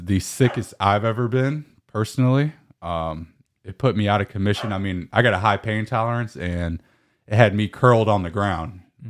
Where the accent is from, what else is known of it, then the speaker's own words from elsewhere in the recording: California, United States; So I'm soft Californian, man.